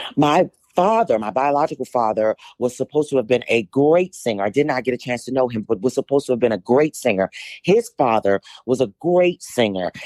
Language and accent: English; Washington, District of Columbia, United States; I was born and raised in Washington, D C.